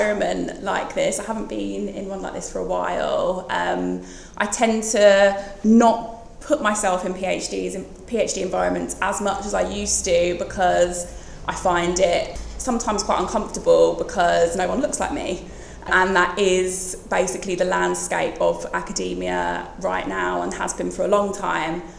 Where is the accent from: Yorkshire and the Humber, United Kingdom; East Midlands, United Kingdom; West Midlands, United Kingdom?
West Midlands, United Kingdom; Bromsgrove; I am from the West Midlands, from a town called Bromsgrove